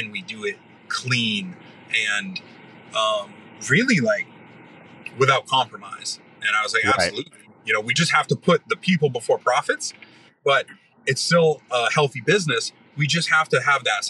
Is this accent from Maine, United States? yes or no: yes; Maine, United States; moved away as an adult; also born or lived in Ohio; I grew up in Maine, but I was in Ohio at the time